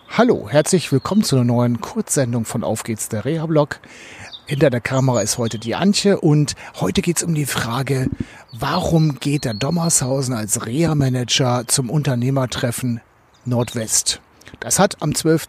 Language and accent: German; Oldenburg, Lower Saxony, Germany; Und so bin ich ja früher auch als Oldenburger nach Leer gefahren